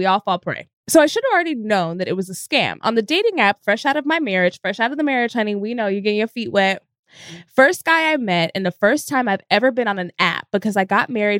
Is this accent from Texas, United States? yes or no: yes; Frisco, Texas, United States; moved away; I'm from Dallas, Texas. Like Frisco